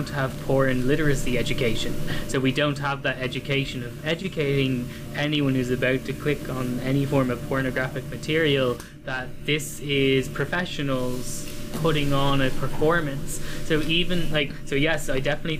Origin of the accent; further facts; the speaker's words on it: Ireland; I grew up here in Ireland, and we are an incredibly sex negative country